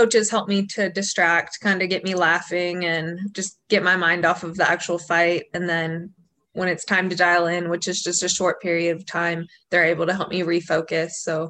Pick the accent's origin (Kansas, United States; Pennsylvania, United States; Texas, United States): Texas, United States; Azle; also born or lived in Helena, Montana; So I grew up in a small town called Azle, Texas. I was born in Helena, Montana